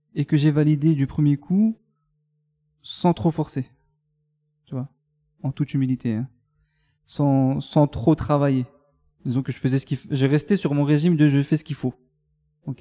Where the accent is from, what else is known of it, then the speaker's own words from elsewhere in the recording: Mont-Saint-Martin, Grand Est, France; Je suis né à Mont-Saint-Martin, dans le Grand Est, à la frontière luxembourgeoise